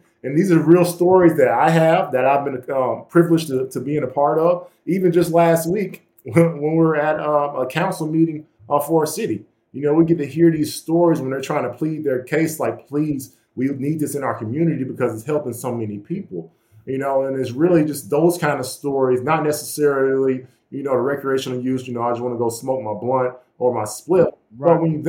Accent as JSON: {"language": "English", "region": "Georgia", "country": "United States", "said": "we're from the Bible Belt down there in Georgia, and everybody, you know, being Black and being from that area"}